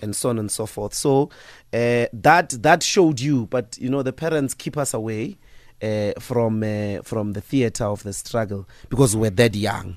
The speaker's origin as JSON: {"language": "English", "town": "Evaton", "region": "Gauteng", "country": "South Africa", "tie": "born or raised there", "also_born_or_lived": "Sasolburg / Johannesburg", "moved": "yes"}